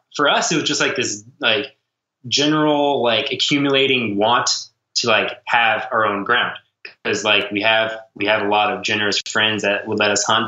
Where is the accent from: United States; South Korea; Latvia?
United States; Nebraska; we grew up in Nebraska